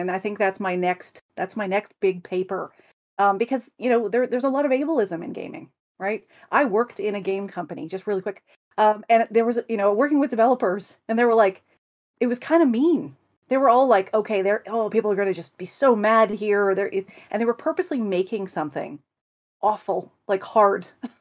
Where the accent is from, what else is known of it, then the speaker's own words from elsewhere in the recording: Canada; as a Canadian